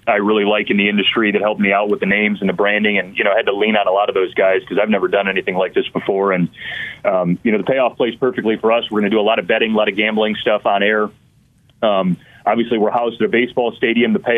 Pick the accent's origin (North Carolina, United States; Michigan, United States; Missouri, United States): Michigan, United States; Detroit; I grew up in the Detroit area